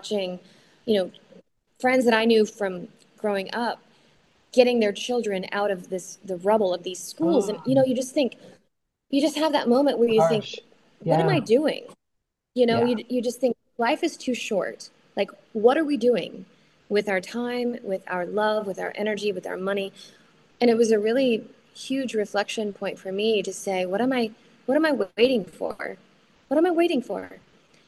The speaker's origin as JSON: {"language": "English", "town": "Oklahoma City", "region": "Oklahoma", "country": "United States", "tie": "born or raised there", "moved": "yes", "said": "I'm from Oklahoma City. I grew up there, and my mom still lives there."}